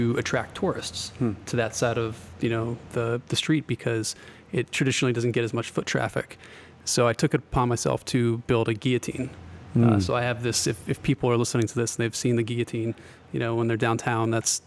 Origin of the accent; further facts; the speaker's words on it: Central Connecticut, United States; also born or lived in Boston; now in Salem, United States; I'm from Central Connecticut originally